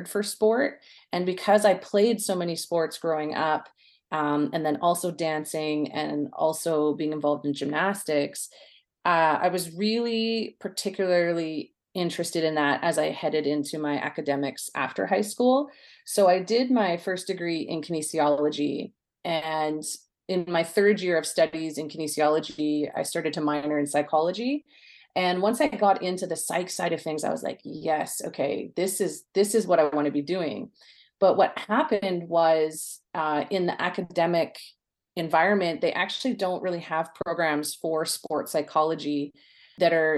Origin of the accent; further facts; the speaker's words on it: Coquitlam, British Columbia, Canada; I grew up in Coquitlam, British Columbia, out west, and grew up in the city.